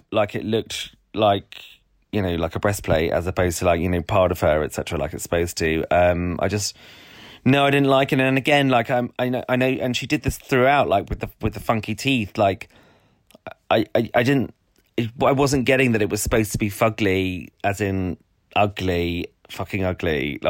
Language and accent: English; Welland, Ontario, Canada; so I went, I'm from Welland.